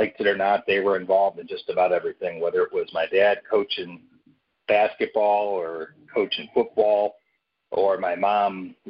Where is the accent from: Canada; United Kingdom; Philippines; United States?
United States; North Olmsted, Ohio; also born or lived in Cleveland, Ohio; We grew up in the West Park neighborhood of Cleveland until I was in grade school, then moved out to North Olmsted